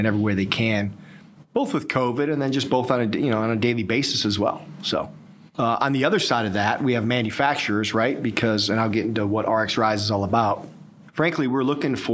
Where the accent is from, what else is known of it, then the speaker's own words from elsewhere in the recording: Ohio, United States; also born or lived in High Point, North Carolina; now in Raleigh, United States; I'm originally from Ohio.